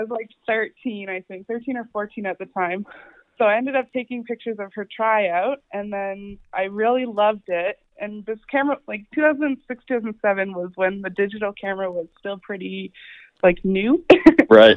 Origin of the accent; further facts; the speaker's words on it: Halifax, Nova Scotia, Canada; I'm from Halifax